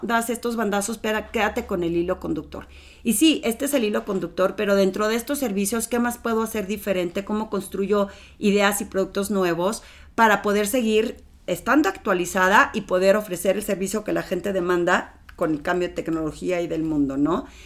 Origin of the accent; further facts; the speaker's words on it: Torreón, Coahuila, Mexico; moved away as an adult; now in Mexico City, Mexico; ya tenía trabajo en Torreón, en una ciudad pequeñita donde todo el mundo me conocía